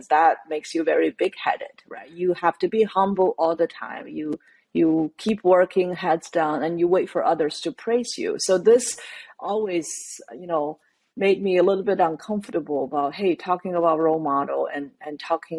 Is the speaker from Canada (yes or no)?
no; China; moved away; growing up in China